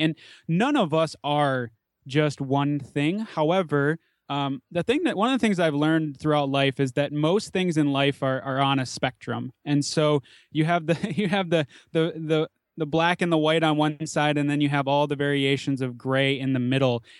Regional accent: Minneapolis–Saint Paul, Minnesota, United States; I grew up in the Twin Cities in the suburbs, pretty typical suburban upbringing

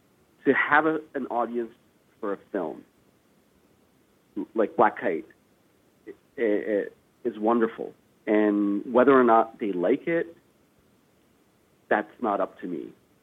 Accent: Afghanistan; born there; Well, I was born in Afghanistan, so from a young age, it was something

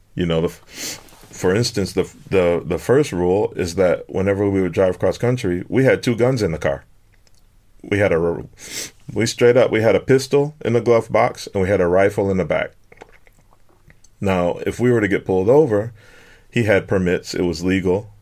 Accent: Detroit, Michigan, United States; moved away as an adult; I grew up in Detroit all my life

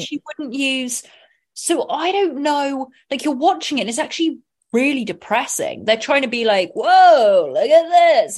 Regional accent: England, United Kingdom; I'm from England

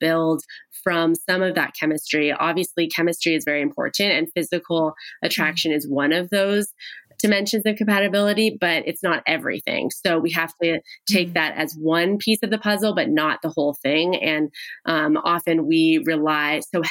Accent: Pasadena, California, United States; my hometown, Pasadena

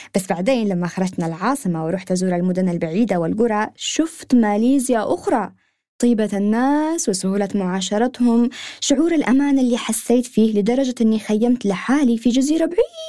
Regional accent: Yemen; وأنا صغيرة في اليمن

